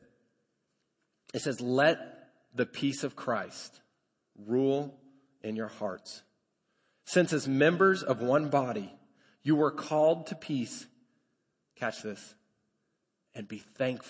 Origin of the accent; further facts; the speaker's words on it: Colorado, United States; now in Lubbock, United States; I grew up in Colorado.